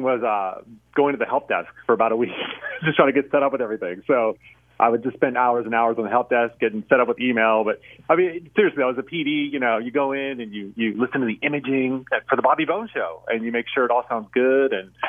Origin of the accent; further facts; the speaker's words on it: Youngstown, Ohio, United States; I'm from Youngstown, which is like an hour northwest of here. So I grew up, you know, listening to a lot of Pittsburgh radio as a little radio geek kid, and here I am.